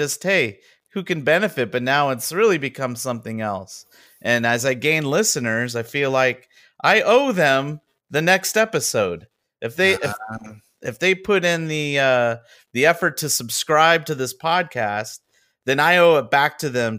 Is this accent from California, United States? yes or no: yes; Southern California, United States; I am from Southern California.